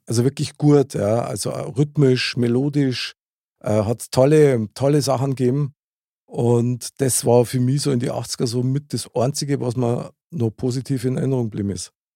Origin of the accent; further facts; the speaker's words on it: Munich, Bavaria, Germany; Ich bin ja in München geboren und aufgewachsen